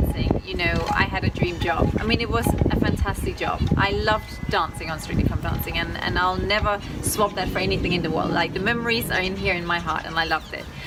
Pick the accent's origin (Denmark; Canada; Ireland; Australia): Denmark; accent: Danish twang; now in Los Angeles, United States